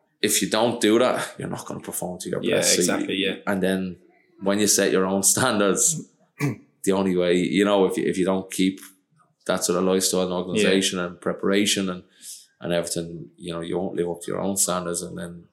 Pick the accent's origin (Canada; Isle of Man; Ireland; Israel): Ireland; Dublin, Leinster; moved away as an adult; now in Dundalk, Ireland; I'm from Dublin